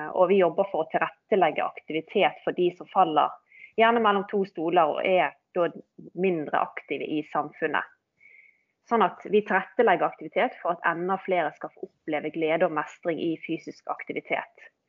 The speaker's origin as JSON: {"language": "Norwegian", "town": "Bergen", "region": "Vestland", "country": "Norway", "tie": "born or raised there", "said": "født og oppvokst i Bergen og har jo i grunnen eh, bodd hele mitt liv her"}